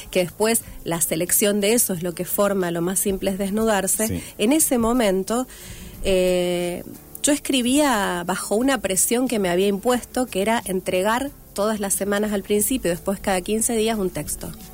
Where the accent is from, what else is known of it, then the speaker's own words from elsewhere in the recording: Rafaela, Santa Fe, Argentina; moved away as an adult; also born or lived in Córdoba; now in Rosario, Argentina; Soy de Rafaela, nací en Rafaela, viví en varios lugares